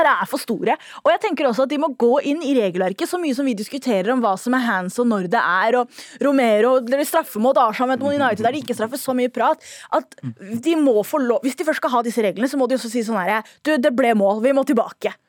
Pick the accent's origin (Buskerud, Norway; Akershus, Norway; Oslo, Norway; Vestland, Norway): Oslo, Norway; Jeg er født og vokst i Oslo